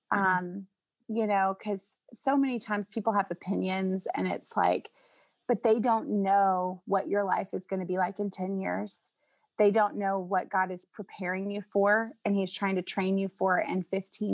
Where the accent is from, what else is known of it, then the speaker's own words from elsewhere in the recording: Nashville, Tennessee, United States; I grew up in Nashville